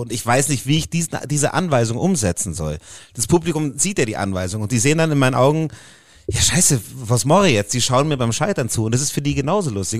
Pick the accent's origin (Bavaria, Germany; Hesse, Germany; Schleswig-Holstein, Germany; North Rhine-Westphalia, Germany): Bavaria, Germany; Puchheim; accent: Bavarian; in äh, Puchheim aufgewachsen. Das ist so 20 Kilometer